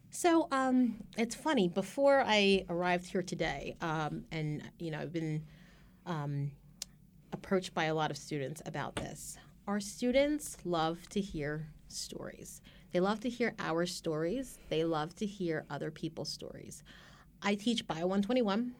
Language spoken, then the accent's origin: English; Carneys Point, New Jersey, United States; I actually grew up not too far away from here, um, in South Jersey, um, in a small town called, uh, Kearney's Point